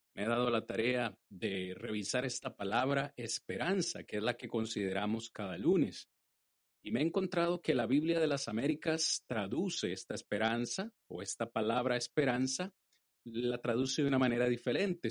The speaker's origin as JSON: {"language": "Spanish", "country": "Costa Rica", "tie": "born or raised there", "said": "en Costa Rica, de donde soy eh, originario"}